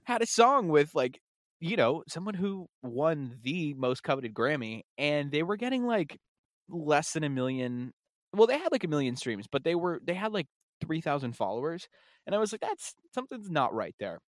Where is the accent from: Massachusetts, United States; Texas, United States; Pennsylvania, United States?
Massachusetts, United States; we're from Massachusetts